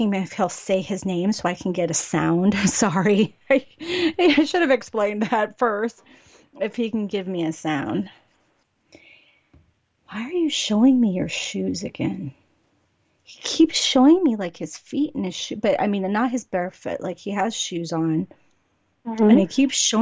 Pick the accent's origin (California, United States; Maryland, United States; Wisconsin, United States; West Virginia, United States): California, United States; I'm from California